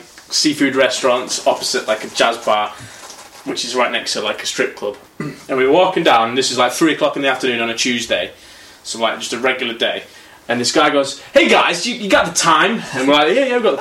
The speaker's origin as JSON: {"language": "English", "country": "United Kingdom", "said": "me being like a British sort of nice guy self"}